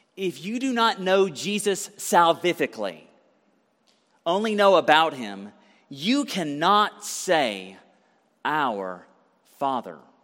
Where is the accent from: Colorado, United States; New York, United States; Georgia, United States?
Georgia, United States; Conyers; I grew up in Conyers, Georgia.